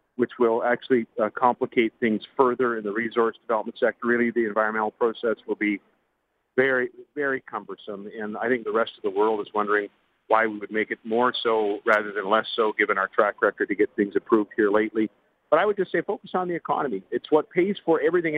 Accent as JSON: {"language": "English", "region": "Western Canada", "country": "Canada", "said": "I'm from Western Canada"}